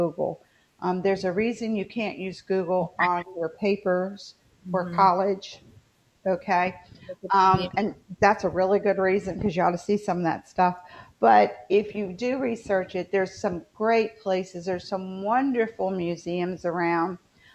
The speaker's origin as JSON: {"language": "English", "region": "West Virginia", "country": "United States", "moved": "yes", "lives_now": "the South, United States", "said": "I'm living in the South now. I'm originally from West Virginia"}